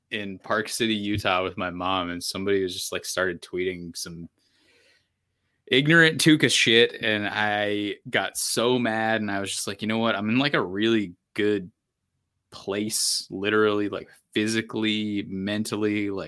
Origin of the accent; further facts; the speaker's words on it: Canada; now in Boston, United States; I'm from I'm from Canada, so you know this isn't really that bad.